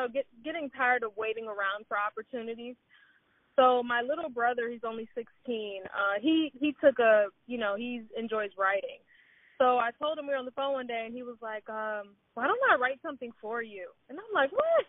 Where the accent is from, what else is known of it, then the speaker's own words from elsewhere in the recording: Cleveland, Ohio, United States; I'm originally from Cleveland, Ohio